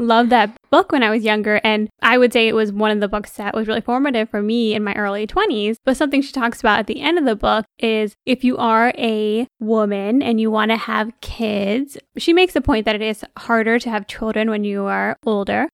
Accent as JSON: {"language": "English", "region": "Michigan", "country": "United States", "tie": "born or raised there", "said": "we're born and raised in Michigan"}